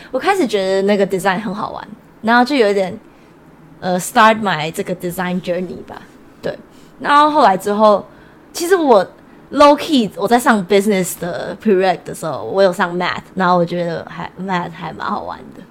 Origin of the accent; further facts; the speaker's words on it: Taichung, Taiwan; now in Seattle, United States; 我来自台中，台湾